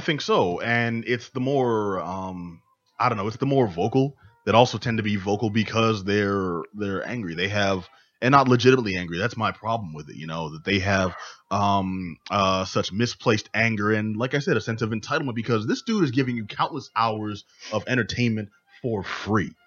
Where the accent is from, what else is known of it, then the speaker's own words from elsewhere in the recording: Northeast, United States; we come from the Northeast